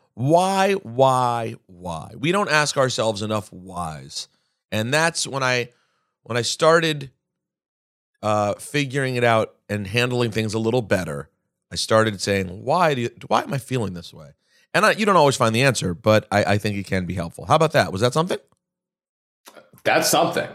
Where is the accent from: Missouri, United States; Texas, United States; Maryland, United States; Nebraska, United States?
Maryland, United States; moved away; my hometown